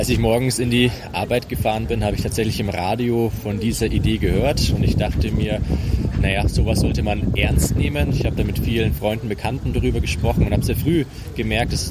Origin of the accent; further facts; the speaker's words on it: Nuremberg, Bavaria, Germany; Genau, ich bin hier in Nürnberg geboren, aufgewachsen mit der Nürnberger Bratwurst.